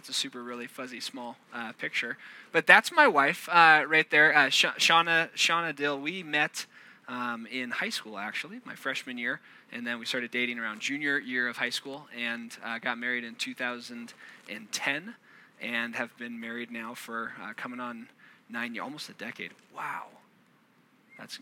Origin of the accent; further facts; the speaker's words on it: Orange County, Southern California, United States; I'm from Southern California, down in Orange County. I live in San Clemente